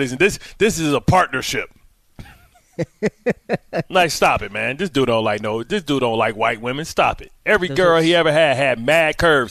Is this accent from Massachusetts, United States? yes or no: no; Detroit, Michigan, United States; I'm from the deep, baby. I'm from Motown.